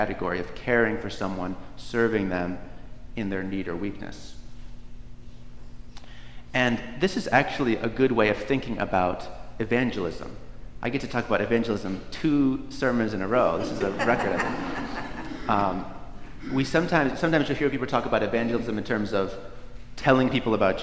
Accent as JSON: {"language": "English", "region": "Northeast", "country": "United States", "tie": "born or raised there", "said": "Where I grew up in the Northeast"}